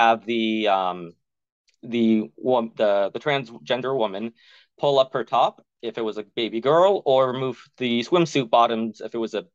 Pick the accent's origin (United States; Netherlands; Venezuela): United States; the South; growing up in the South as a queer person